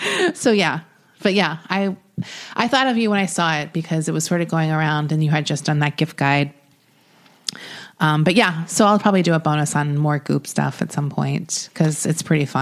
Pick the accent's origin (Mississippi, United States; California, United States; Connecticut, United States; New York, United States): New York, United States; when I grew up in New York